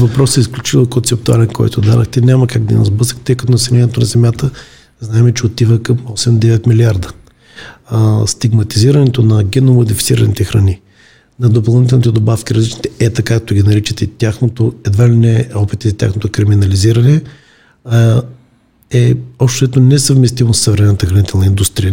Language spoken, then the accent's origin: Bulgarian; Bulgaria